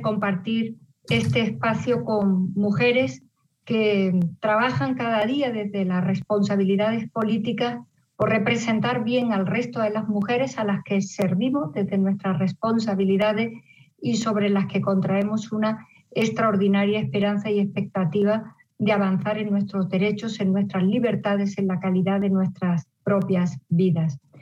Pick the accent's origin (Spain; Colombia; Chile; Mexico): Spain; Las mujeres españolas hemos aprendido